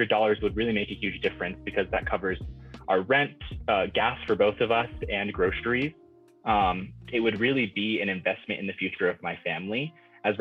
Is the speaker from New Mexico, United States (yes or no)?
yes; Farmington, New Mexico, United States; now in Albuquerque, United States; I'm originally from Farmington, New Mexico, but I live now in Albuquerque